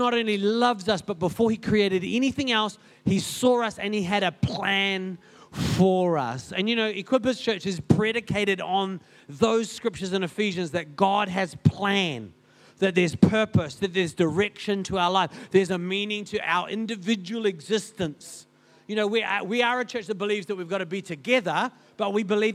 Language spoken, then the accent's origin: English; Paraparaumu, Wellington, New Zealand; now in Christchurch, New Zealand; I grew up in Paparam, it's a pretty big place